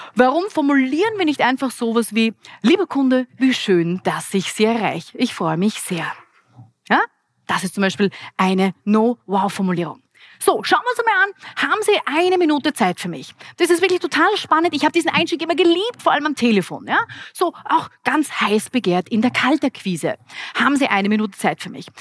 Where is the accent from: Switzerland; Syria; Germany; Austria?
Austria; Graz, Styria; Ich bin eine Grazerin und hier in Graz geboren